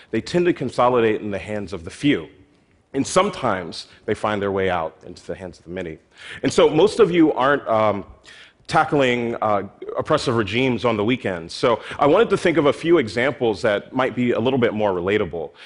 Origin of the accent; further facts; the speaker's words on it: Philadelphia, Pennsylvania, United States; my hometown in Philadelphia